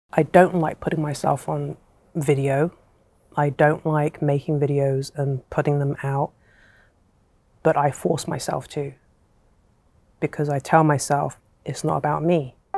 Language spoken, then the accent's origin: English; England, United Kingdom; I was born and raised in England, but my, my family are from Hong Kong